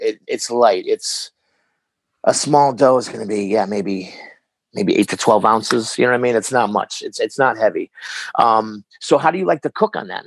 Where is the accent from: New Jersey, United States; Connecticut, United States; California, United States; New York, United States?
Connecticut, United States; Hartford; I was born in Connecticut. Hartford.